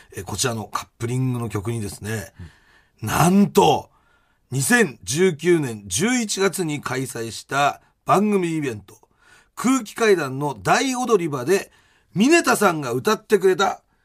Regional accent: Asahi, Chiba, Japan; 地元の千葉県の朝日

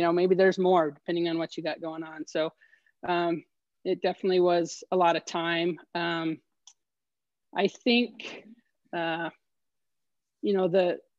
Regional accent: Los Alamos, New Mexico, United States; also born or lived in Omaha, Nebraska; I actually was born and raised in Los Alamos here in northern New Mexico

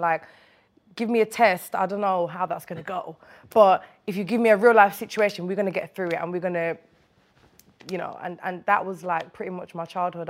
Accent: Birmingham, West Midlands, United Kingdom; moved away as an adult; now in London, United Kingdom; I grew up in Winston Green in Birmingham

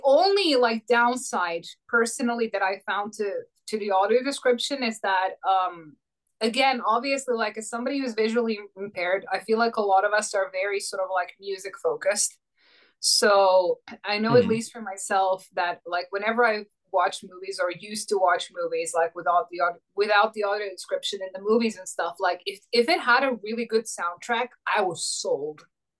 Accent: Croatia; first language Croatian; English is a second language; moved away; also born or lived in Finland; my mother tongue is Croatian. I'm from Croatia.

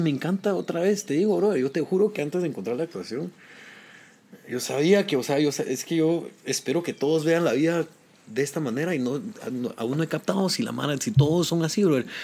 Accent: Guatemala; moved away as an adult; also born or lived in New York / Los Angeles; now in United States; por enorgullecer a mi pueblo

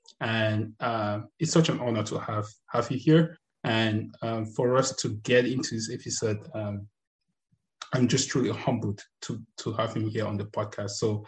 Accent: Cameroon; You know, I'm close to Nigeria. I'm from Cameroon, so I went to high school most Nigerians

